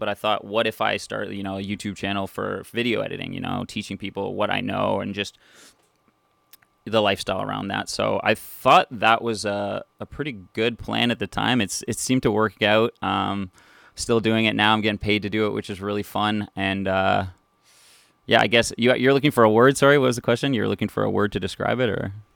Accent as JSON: {"language": "English", "town": "North Bay", "region": "Ontario", "country": "Canada", "tie": "born or raised there", "said": "born and raised in North Bay, Ontario, just a few hours north of Toronto"}